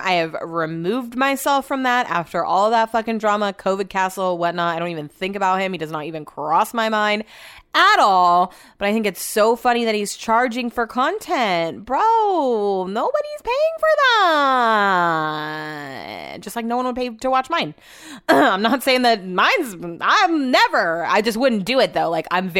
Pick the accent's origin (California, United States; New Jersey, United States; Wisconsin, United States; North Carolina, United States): California, United States; Yuba City; I'm from Yuba City. No offense, it's from Yuba City.